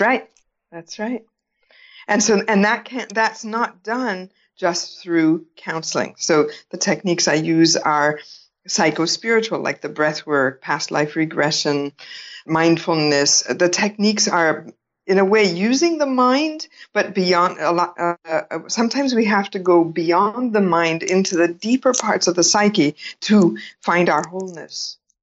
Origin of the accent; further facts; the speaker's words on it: California, United States; now in India; I was born in California